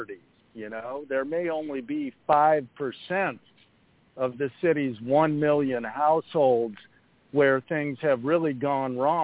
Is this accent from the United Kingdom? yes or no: no; Chicago, Illinois, United States; my hometown of Chicago